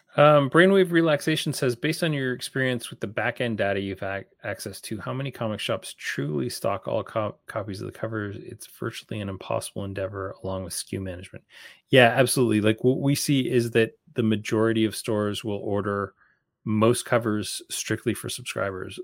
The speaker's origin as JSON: {"language": "English", "country": "Canada", "said": "as a Canadian"}